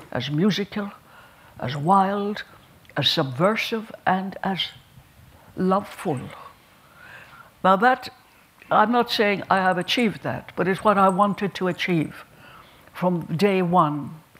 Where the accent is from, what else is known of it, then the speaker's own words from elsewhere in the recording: Ireland; I'm very glad I'm an Irish woman. And I'm very glad I came from the people I came from and the parish I came from.